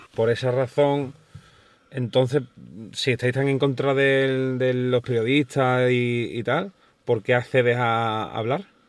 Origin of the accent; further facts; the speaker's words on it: Cádiz, Andalusia, Spain; yo soy de Cádiz